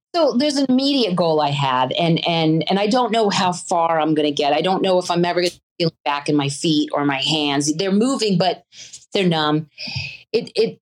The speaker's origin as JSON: {"language": "English", "region": "the South", "country": "United States", "also_born_or_lived": "Virginia / North Carolina", "moved": "yes", "said": "I was from the South originally."}